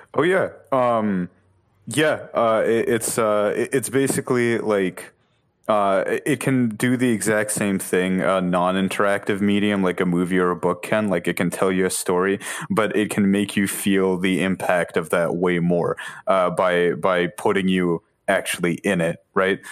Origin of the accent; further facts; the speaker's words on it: Boston, Massachusetts, United States; I'm from Boston